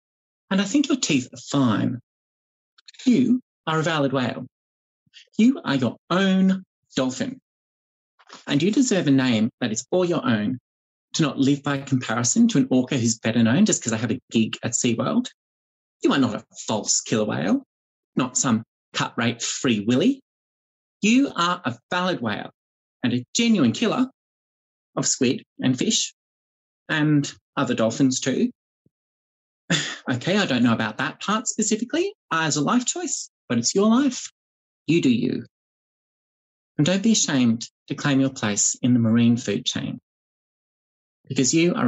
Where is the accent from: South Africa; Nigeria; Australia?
Australia; Queensland; the long and very, very lonely hours of growing up in rural Queensland as a child